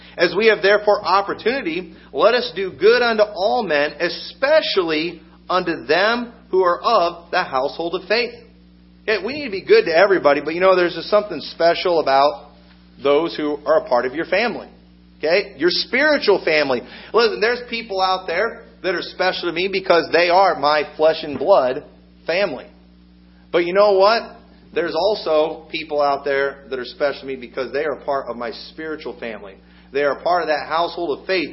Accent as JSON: {"language": "English", "country": "United States", "said": "I'm an American"}